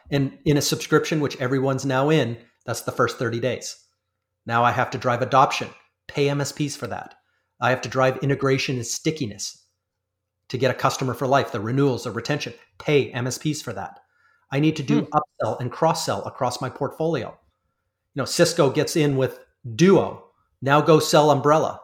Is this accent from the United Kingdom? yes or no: no; Canada; I'm a Canadian